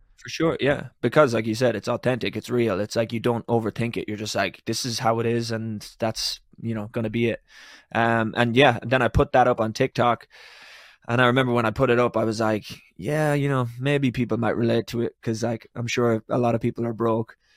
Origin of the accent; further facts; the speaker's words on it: Ireland; I'm Irish